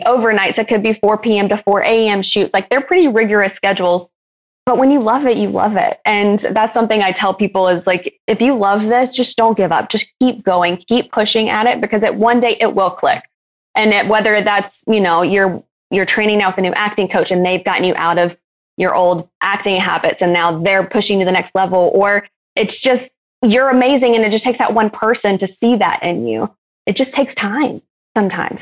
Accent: Alabama, United States; I am originally from Alabama

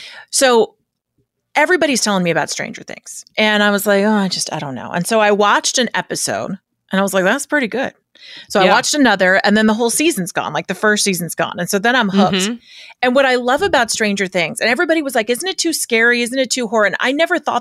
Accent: the San Fernando Valley, California, United States; I'm a certified Valley girl

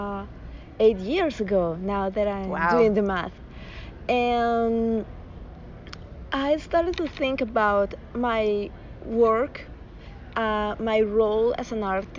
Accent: Bogota, Colombia; I'm from Bogota, Colombia.

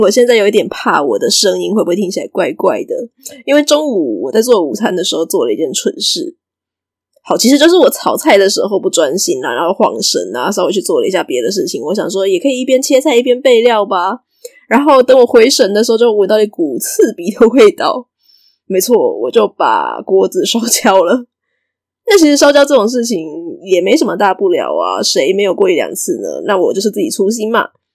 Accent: Taiwan; 我以前在节目上嘛，定定在讲台语，如果有的人比较敏锐的话，应该可以从我的口音里面直接听出来说我的祖先大概可能是从哪边来的。所以对我来讲，我从小到大生活的环境几乎就是闽南家庭

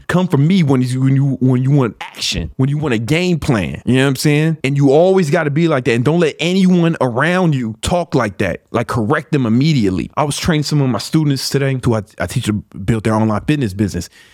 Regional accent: Chicago, Illinois, United States; I grew up in Southside Chicago

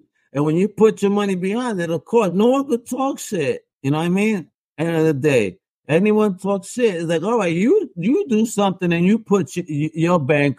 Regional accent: New Jersey, United States; Again, I'm a New Yorker, so you know it's all right. Even though I'm from Jersey, I'll help him still.

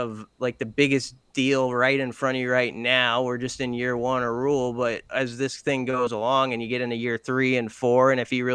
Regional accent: Omaha, Nebraska, United States; I was born and raised in Omaha

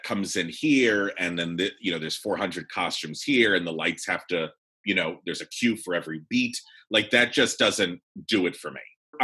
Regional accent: Thousand Oaks, California, United States; I grew up in Thousand Oaks, California

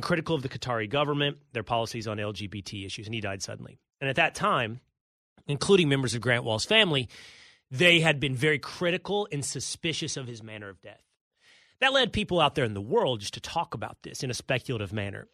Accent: Texas, United States; moved away as an adult; also born or lived in New York City; I lived in New York City for fifteen years. I now live in Texas, my home state

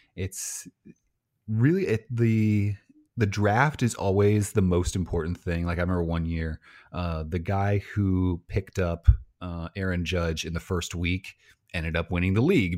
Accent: Illinois, United States; I'm from Illinois

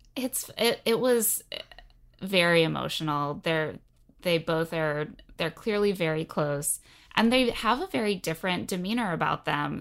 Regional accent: Indiana, United States; moved away; I also was born and raised in Indiana

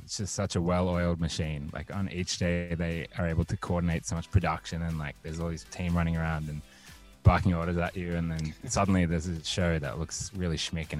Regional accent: Australia; accent: Australian; now in United States; And it got me really insecure that my accent had changed. So I don't know. I feel like I sound Australian

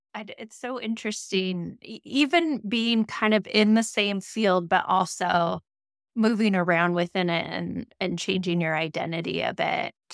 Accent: Moscow, Idaho, United States; growing up in Moscow, Idaho

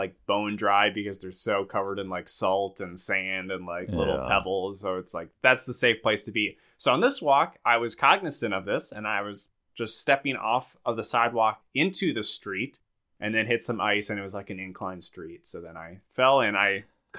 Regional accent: Minnesota, United States; Milk it. I'm milking it. I'm from Minnesota.

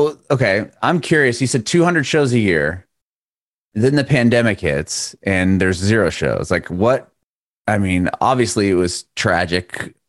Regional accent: San Diego, California, United States; now in Nashville, United States; I'm from Southern California originally.

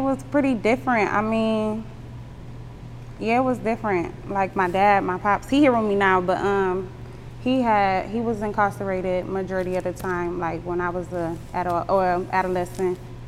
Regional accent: Monroe, Michigan, United States; also born or lived in Toledo, Ohio; I was born in Toledo, and I basically grew up in between Toledo and Detroit in a small town called Monroe, Michigan

